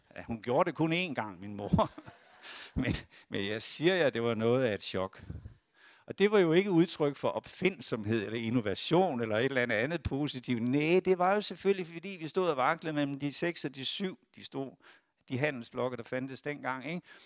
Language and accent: Danish; Esbjerg, Southern Denmark, Denmark; moved away; jeg er fiskesøn fra Esbjerg